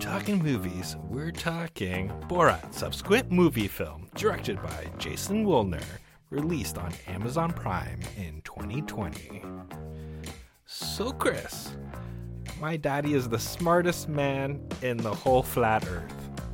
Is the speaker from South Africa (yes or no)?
no; Canada; I'm Canadian